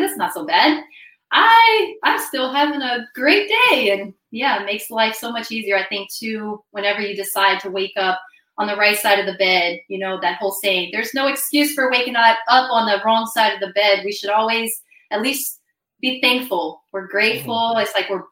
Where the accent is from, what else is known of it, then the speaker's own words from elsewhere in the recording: Brazil; moved away; I was born in the Amazon region of Brazil. My mom is from Louisiana and my dad is Brazilian. So I spent my childhood in Brazil